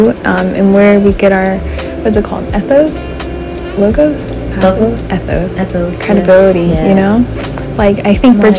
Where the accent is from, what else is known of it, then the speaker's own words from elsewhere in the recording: California, United States; now in Huntsville, United States; I'm from California. I live in Huntsville, Alabama now